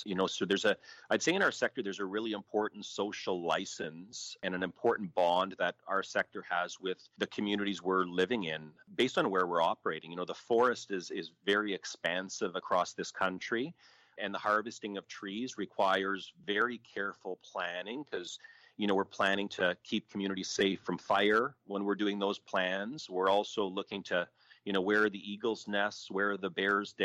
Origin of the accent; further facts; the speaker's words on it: Ottawa Valley, Ontario, Canada; I grew up in the Ottawa Valley